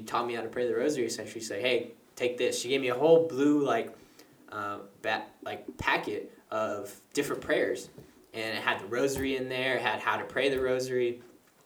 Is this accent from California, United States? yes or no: yes; Rancho Cordova, California, United States; I was born here in Rancho Cordova, Sacramento, California. And I was born and raised here, lived in Anatolia